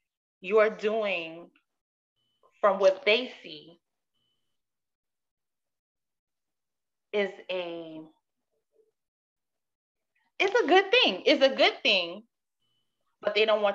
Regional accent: New Orleans, Louisiana, United States; moved away; growing up in the New Orleans culture.

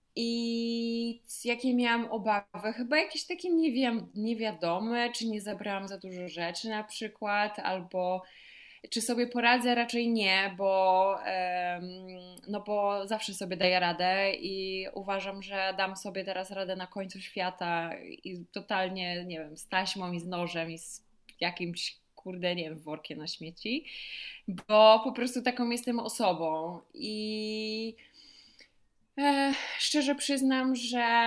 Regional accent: Poland; skąd jestem, a ja mówię, że z Polski

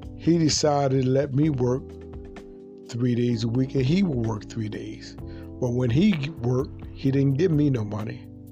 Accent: Baltimore, Maryland, United States; I grew up um, in Baltimore, a young kid without a father

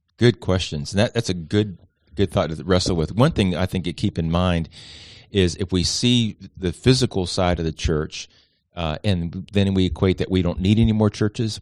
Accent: Miami, Florida, United States; also born or lived in Atlanta, Georgia; now in Charleston, United States; Originally from Miami, Florida

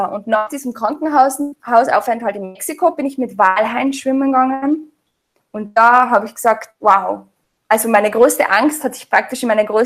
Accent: Austria; also ich bin ganz normal in Österreich aufgewachsen, habe mich ganz normal ernährt

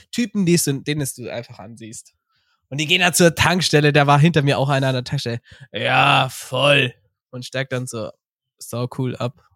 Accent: Bavaria, Germany; bei uns in Bayern

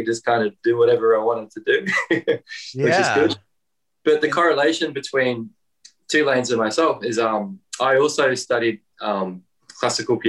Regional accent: Darwin, Northern Territory, Australia; moved away as an adult; now in near Sydney, Australia; I'm actually born and raised in a really remote part of Australia up in the Northern Territory of Australia

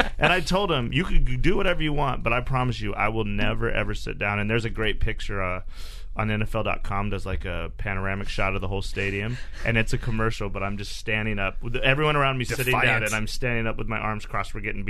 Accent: Cheyenne, Wyoming, United States; moved away; It's my hometown.

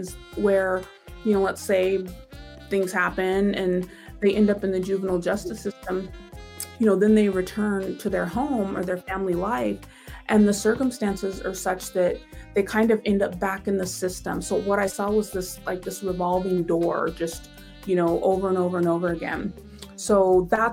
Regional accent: Tacoma, Washington, United States; moved away as an adult; also born or lived in Pittsburgh; I'm from Tacoma, so it was kind of like coming back home

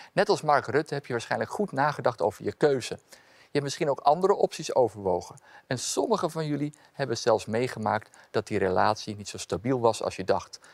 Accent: Amsterdam, North Holland, Netherlands; Ik ben opgegroeid in Amsterdam-Noord

